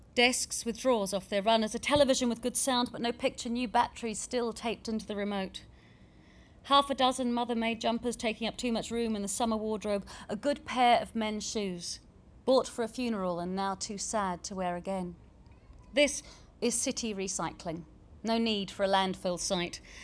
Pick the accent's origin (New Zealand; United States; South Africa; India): New Zealand; also born or lived in southeast London; now in London, United Kingdom; where my mum was born, where I was born before I grew up in New Zealand and got this accent